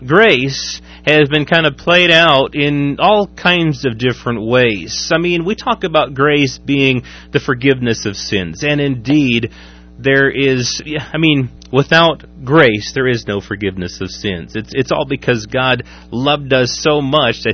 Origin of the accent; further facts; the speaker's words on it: Waverly, United States; my hometown of Waverly